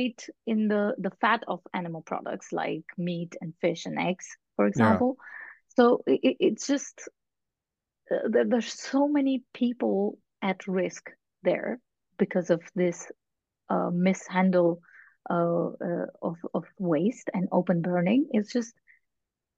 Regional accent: India; now in Netherlands; here in the Netherlands, I'm from India originally.

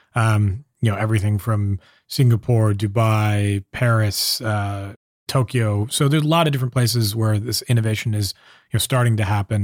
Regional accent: Southern California, United States; moved away as an adult; now in San Francisco, United States; I grew up down in Southern California

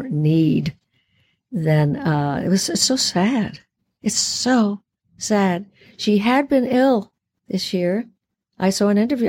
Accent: Puerto Rico; Puerto Ricans are many colors. We are Spanish. We're French. We're Taino Indian

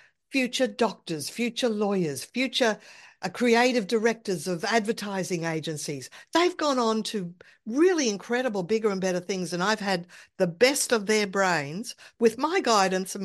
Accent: Brisbane, Queensland, Australia; moved away as an adult; also born or lived in Sydney; I wanted to move back to my hometown in another state because I like the weather better here in Brisbane

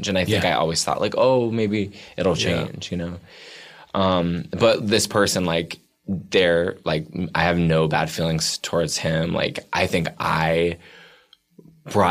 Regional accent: Bedford, Massachusetts, United States; Outside of Boston and a town called Bedford.

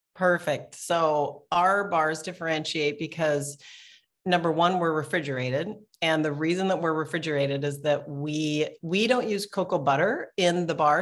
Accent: Portland, Oregon, United States; I'm from Portland, Oregon

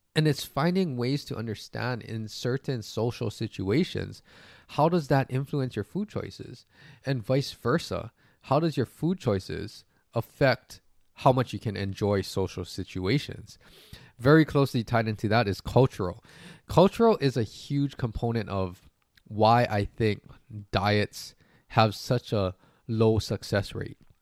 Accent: Hawaii, United States; moved away; also born or lived in US mainland; I'm from Hawaii

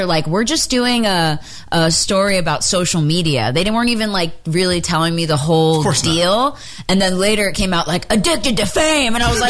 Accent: Philadelphia, Pennsylvania, United States; that's my hometown.

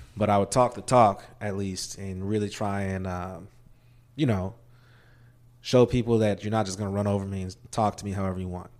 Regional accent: Maryville, Missouri, United States; I, uh, actually grew up in Maryville, Missouri, small town, rural Missouri

